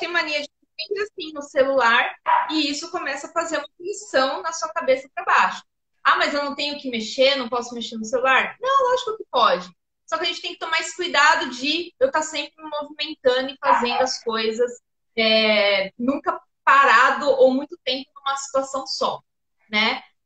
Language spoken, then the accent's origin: Portuguese; São Paulo, Brazil; eu sou de São Paulo